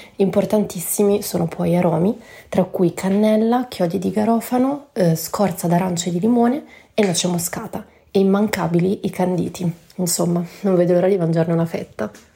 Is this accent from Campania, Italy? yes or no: no; Florence, Tuscany, Italy; io sono una fiorentina doc, nata e cresciuta a Firenze